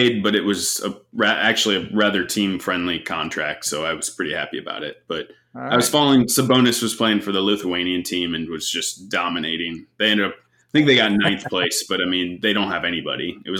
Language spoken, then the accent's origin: English; United States